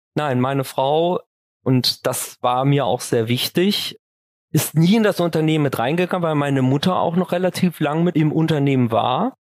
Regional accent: Düsseldorf, North Rhine-Westphalia, Germany; also born or lived in Kaarst; fühle mich schon persönlich auch als Düsseldorfer jung und bin auch eigentlich viel in Düsseldorf unterwegs und bin leidenschaftlicher Düsseldorfer

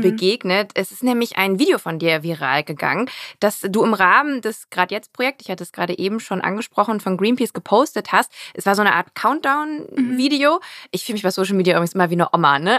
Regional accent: Rhein-Kreis Neuss, North Rhine-Westphalia, Germany; aus der Gegend, wo ich herkomme, aus dem ja. Rheinkreis Neuss in NRW bei Düsseldorf

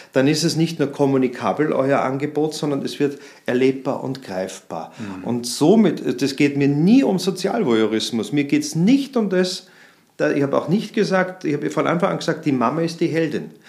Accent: Vienna, Austria; now in Munich, Germany; Ich komme aus München, bin ein gebürtiger Wiener

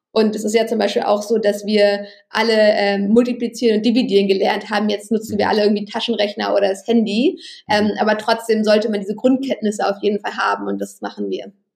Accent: Berlin, Germany; Ich bin in Berlin aufgewachsen

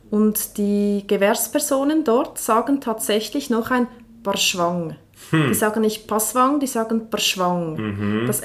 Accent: Engelberg, Obwalden, Switzerland; Ja, also ich bin ja ursprünglich aus Engelberg, ja.

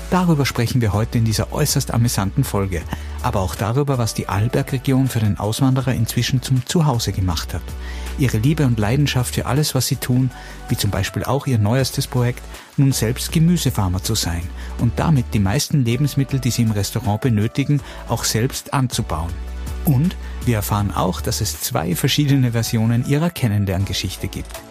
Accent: Pettneu am Arlberg, Tyrol, Austria; Born and bred von ja. Pat Neu.

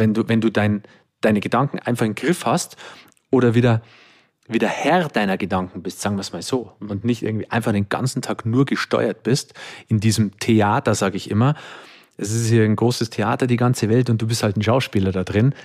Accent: Bavaria, Germany; bin im, im katholischen Dorf in Bayern aufgewachsen

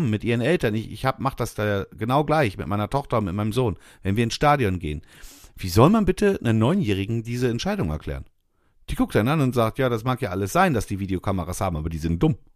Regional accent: Bremen, Germany; dann sind wir Bremer immer so freundlich und, und helfen denen.

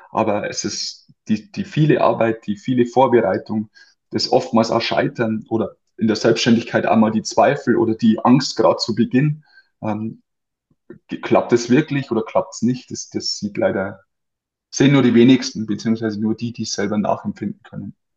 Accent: near Amberg, Bavaria, Germany; zum FC Amberg zurückzugehen, also zum damalig größten Verein in der, in der Umgebung von meinem Heimatort

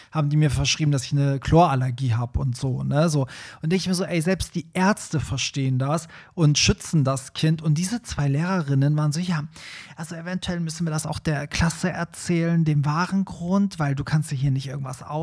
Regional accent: Iran; German is a second language; now in Germany; wo kommst du nochmal her? Und ich so, Iran, und so, ja, da, die Ecke ist ja alles dasselbe.

